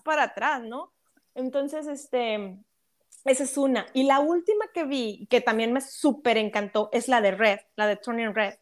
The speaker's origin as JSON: {"language": "Spanish", "country": "Mexico", "said": "nosotras como mexicanas"}